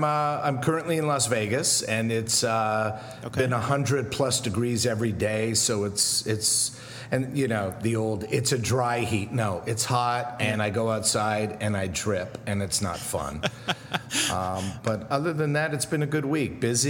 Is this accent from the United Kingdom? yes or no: no; Montreal, Quebec, Canada; moved away; also born or lived in Newark, New Jersey; I was born in Newark, New Jersey, where my dad is from. Okay. And at the tender age of 2 and a half, we moved to Montreal.